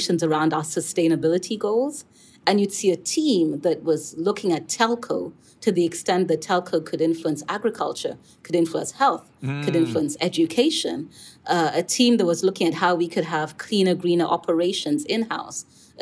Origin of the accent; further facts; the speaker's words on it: Kenya; I come from Kenya. I worked in Nairobi, Kenya.